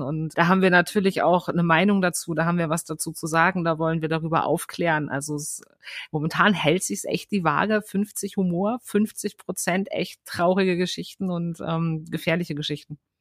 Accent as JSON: {"language": "German", "region": "Berlin", "country": "Germany", "said": "ich komme aus Berlin"}